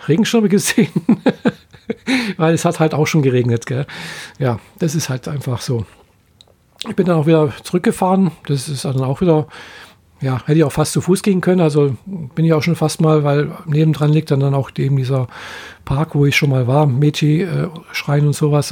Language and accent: German; Germany; bei uns in Deutschland